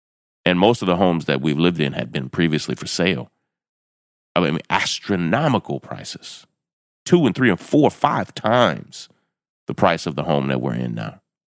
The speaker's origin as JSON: {"language": "English", "region": "Kentucky", "country": "United States", "said": "And, you know, I'm from the South. I'm from Kentucky."}